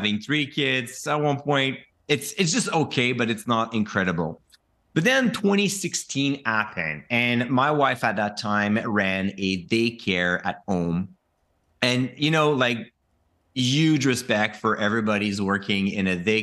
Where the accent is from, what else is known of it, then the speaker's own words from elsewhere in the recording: Quebec, Canada; I'm from Quebec